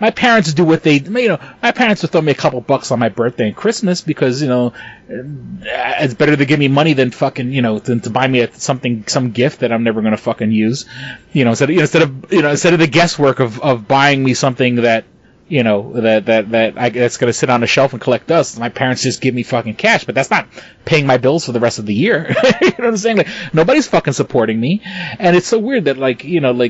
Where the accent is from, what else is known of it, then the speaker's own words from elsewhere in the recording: New York City, New York, United States; I come from New York City and I used to work in retail